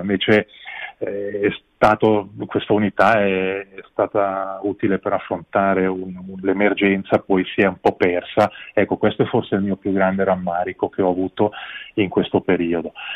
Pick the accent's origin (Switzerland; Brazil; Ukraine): Switzerland; Ticino; anche noi abbiamo le nostre responsabilità come ticinesi